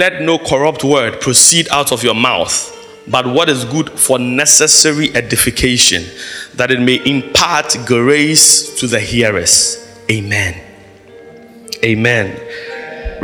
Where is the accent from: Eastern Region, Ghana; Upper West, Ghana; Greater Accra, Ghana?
Greater Accra, Ghana; Accra; growing up in Mamprobi